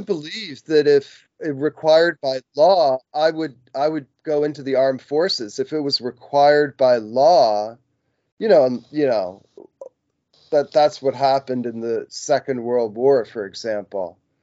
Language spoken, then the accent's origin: English; United States; I was born in the United States and I'm uh, like a um, citizen of the United States.